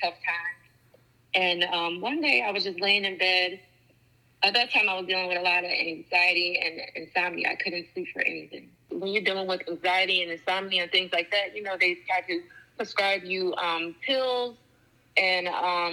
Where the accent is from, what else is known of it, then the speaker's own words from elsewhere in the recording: New Jersey, United States; I'm 32 from Jersey